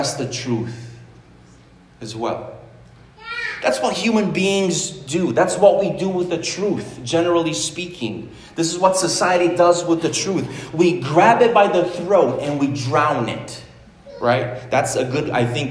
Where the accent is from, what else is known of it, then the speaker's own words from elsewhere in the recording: Romania; moved away; also born or lived in United States / Canada; I was born in Romania. If anything, I'm a Romanian, American, Canadian, whatever